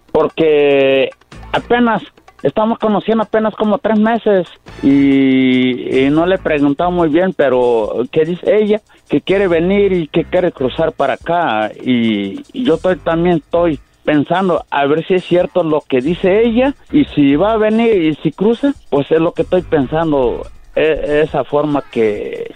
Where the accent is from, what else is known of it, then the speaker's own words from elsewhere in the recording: Tabasco, Mexico; yo soy de Tabasco